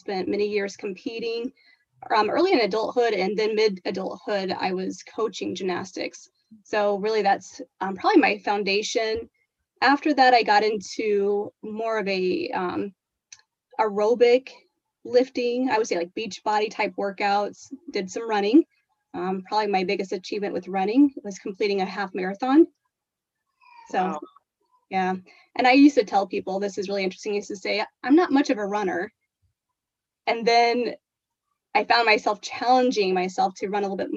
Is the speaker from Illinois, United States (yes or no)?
yes; Springfield, Illinois, United States; I have been born and raised in Springfield, Illinois